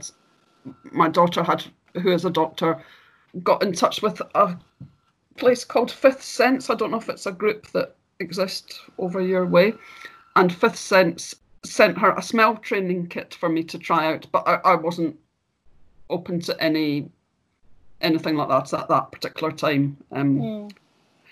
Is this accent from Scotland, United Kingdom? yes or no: yes; Glasgow, Scotland, United Kingdom; moved away as an adult; I'm from Glasgow in Scotland, and I currently live here after travelling around for many years.